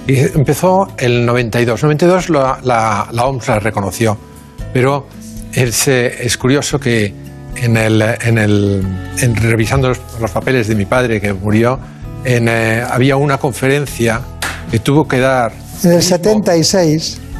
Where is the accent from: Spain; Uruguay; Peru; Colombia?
Spain; Barcelona, Catalonia; Sí, nacimos en, nacimos en Barcelona. Bueno, mi padre en Tarrasa y yo en Barcelona.